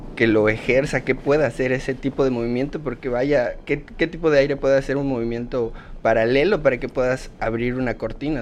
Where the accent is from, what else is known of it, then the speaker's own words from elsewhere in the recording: Yucatán, Mexico; soy yucateco orgullosamente